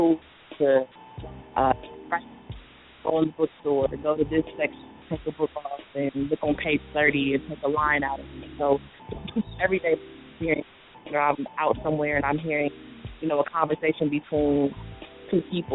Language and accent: English; Columbus, Ohio, United States; I was born and raised in Columbus, Ohio